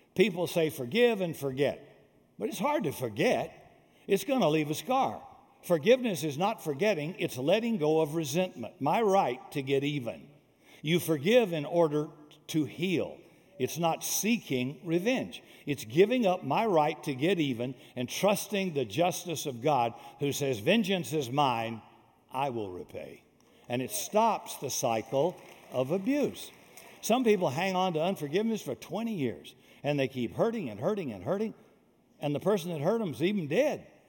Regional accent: South Carolina, United States; I am from South Carolina, deep South, before Martin Luther King, be- before there was uh, uh, freedom and uh, laws against racism and bigotry. So all that stuff went on when I was a kid raised in the South.

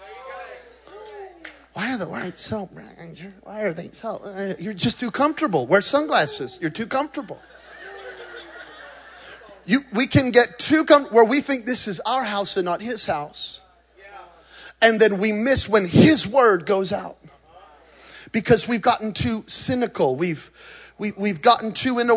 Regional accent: New Mexico, United States; I'm from New Mexico

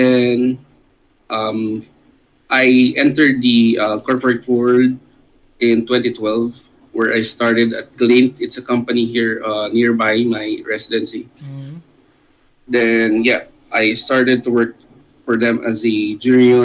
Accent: Laguna, Calabarzon, Philippines; I'm from Laguna, Philippines

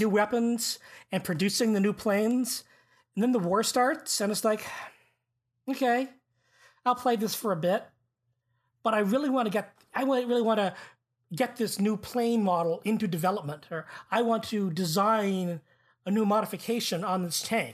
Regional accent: Canada; as a Canadian

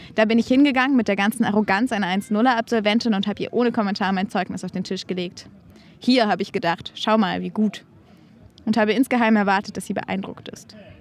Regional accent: Berlin, Germany; ich bin ja in Berlin aufgewachsen

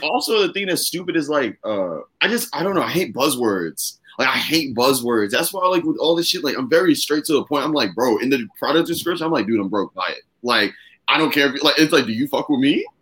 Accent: Virginia, United States; I'm an Aries from Virginia

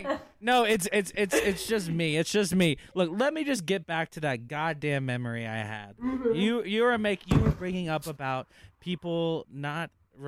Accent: Louisiana, United States; I'm Cajun, baby.

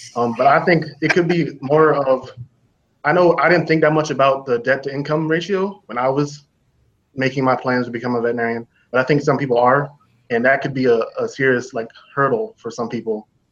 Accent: Anchorage, Alaska, United States; I was born and raised in Anchorage, Alaska

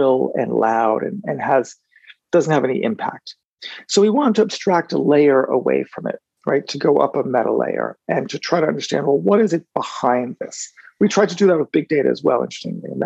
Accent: United States; I'm an American in part because my family lineage is French

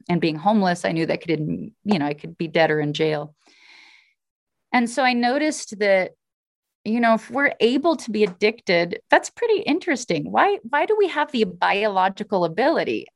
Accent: Alaska, United States; I'm from Alaska. My family were pioneers that helped settle the state.

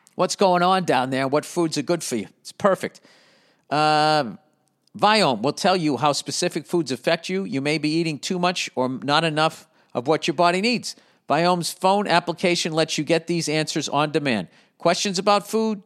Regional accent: United States; I'm an American, man. USA, baby

